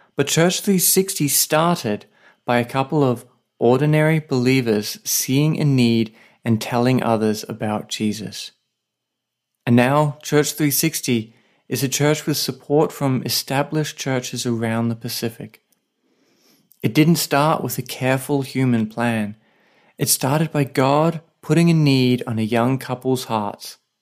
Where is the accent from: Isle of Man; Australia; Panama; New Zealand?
Australia; now in Saipan, Northern Mariana Islands